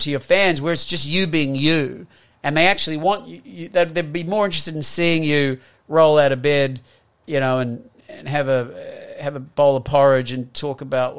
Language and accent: English; New Zealand; moved away as an adult; also born or lived in Australia / United States; as a Kiwi. You know, growing up here